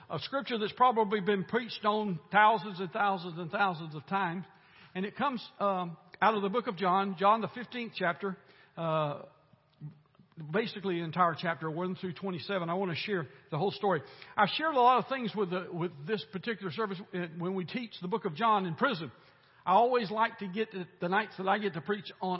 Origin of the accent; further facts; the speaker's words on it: United States; I'm glad that I was born here. I'm glad that I am an American